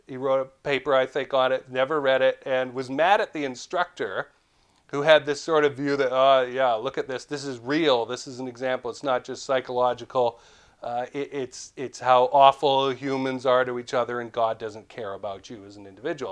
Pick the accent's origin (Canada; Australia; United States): Canada; Vancouver, British Columbia; I'm from Vancouver